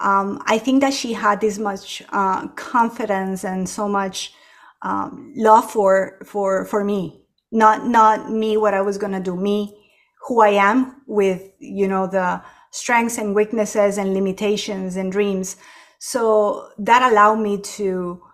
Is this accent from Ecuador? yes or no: yes; Ecuador; moved away as an adult; now in United States; I was born and raised in Ecuador, and our apartment actually faced the back fence of the airport